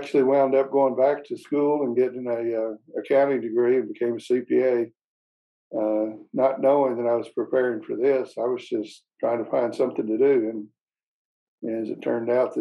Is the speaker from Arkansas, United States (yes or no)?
yes; Arkansas, United States; I was born in Arkansas, grew up, was a pastor's son